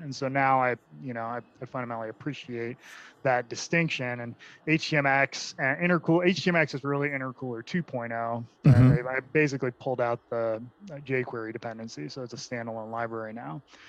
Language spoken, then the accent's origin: English; Ireland; I'm Irish.